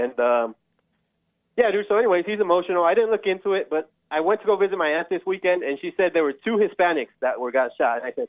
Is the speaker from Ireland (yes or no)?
no; Inland Empire, California, United States; No, we're from Inland Empire.